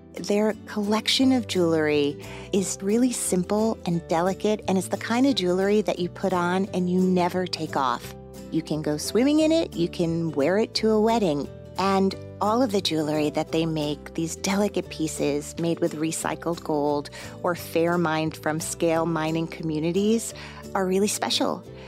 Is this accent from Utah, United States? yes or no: no; New Jersey, United States; I grew up in New Jersey.